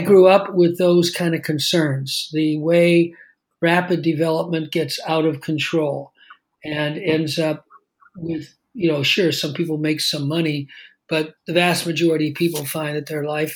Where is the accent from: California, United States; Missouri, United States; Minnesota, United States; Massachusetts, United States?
California, United States; Los Angeles; I grew up in Los Angeles